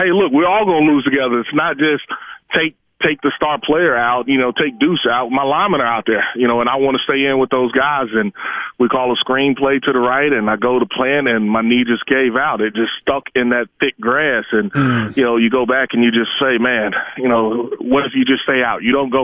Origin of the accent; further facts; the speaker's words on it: Mississippi, United States; I'm from Mississippi